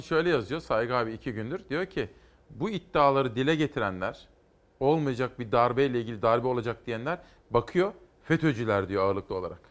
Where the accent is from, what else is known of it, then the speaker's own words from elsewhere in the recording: Simav, Kütahya, Turkey; Ben Kütahya Simavlıyım